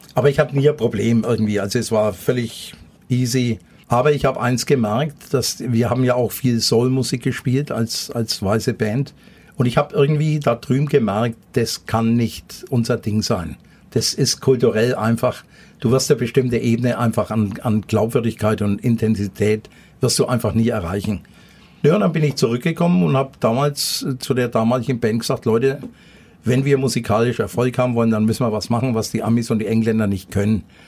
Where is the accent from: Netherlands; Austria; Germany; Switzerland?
Germany; Nuremberg, Bavaria; also born or lived in Thuringia; ich bin äh, hinterm Nordklinikum aufgewachsen in der Flurstraße